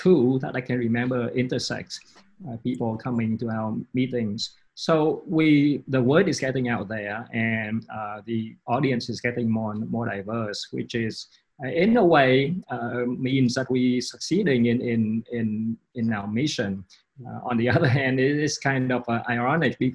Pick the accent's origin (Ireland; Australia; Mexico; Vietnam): Vietnam; also born or lived in London, United Kingdom / New York City, United States; now in Austin, United States; I come from Vietnam